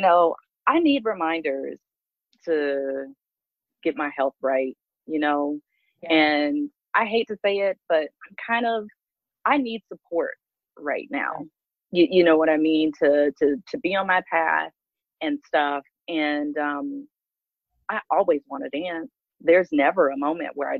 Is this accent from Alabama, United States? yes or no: yes; Mobile, Alabama, United States; moved away; also born or lived in New York / Atlanta / Portland, Oregon; That's where I'm really from Mobile, Alabama.